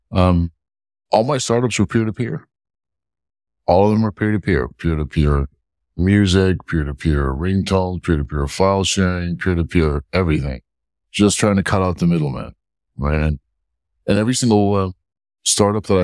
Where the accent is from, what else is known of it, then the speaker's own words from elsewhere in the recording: New York, United States; So we came to the West. We had a hard life. I grew up in Hell's Kitchen in New York in the 80s and 90s, working my parents' newsstand